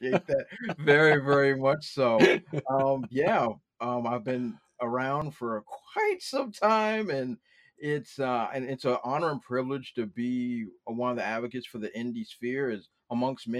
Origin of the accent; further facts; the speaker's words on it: Washington, District of Columbia, United States; I grew up in Washington, D.C.